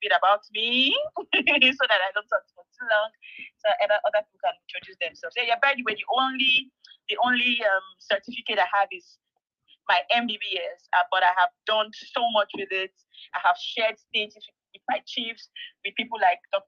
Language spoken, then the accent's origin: English; Ebonyi, Nigeria; also born or lived in Kogi State; I'm from Ebonyi State. Yeah, I call myself the ….